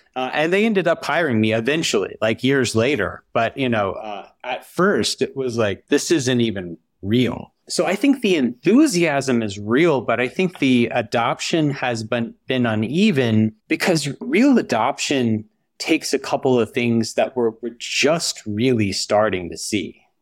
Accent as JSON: {"language": "English", "town": "Huntsville", "region": "Alabama", "country": "United States", "tie": "born or raised there", "moved": "as an adult", "said": "I grew up in Huntsville, Alabama, which is kind of like nerd central"}